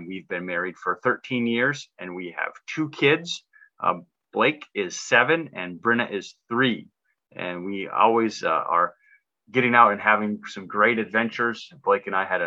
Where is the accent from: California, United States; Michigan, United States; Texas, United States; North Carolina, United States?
Michigan, United States; Upper Peninsula of; moved away as an adult; now in Kenai Peninsula, United States; I grew up in the Upper Peninsula of Michigan